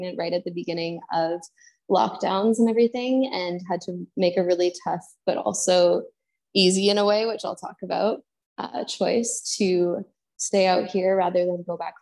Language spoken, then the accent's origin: English; Canada; moved away as an adult; also born or lived in Bali, Indonesia; now in Indonesia; Went back to Canada. I'm from Canada